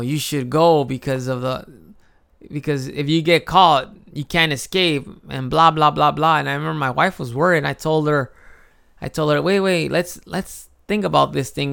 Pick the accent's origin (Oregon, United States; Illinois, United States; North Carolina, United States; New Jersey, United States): Illinois, United States; Chicago; moved away as an adult; now in Japan; I grew up in Chicago